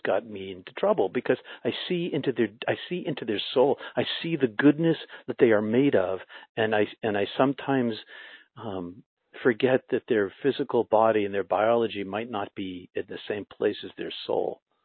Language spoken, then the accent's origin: English; Boston, Massachusetts, United States; I was from Boston.